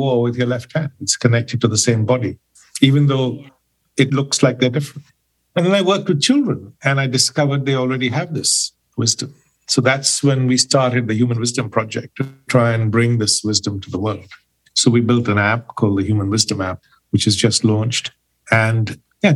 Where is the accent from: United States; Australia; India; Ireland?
India; Pune, Maharashtra; moved away as an adult; now in England; I'm originally from India, from Pune. I've been in England now for 30 years.